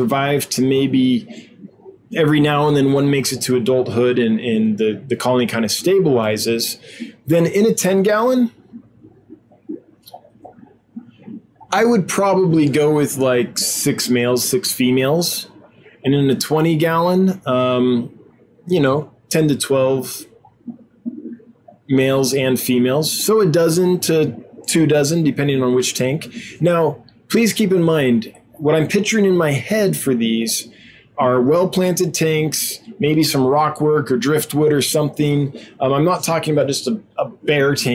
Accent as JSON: {"language": "English", "region": "California", "country": "United States", "tie": "born or raised there", "moved": "yes", "said": "where I grew up in California, there was a river"}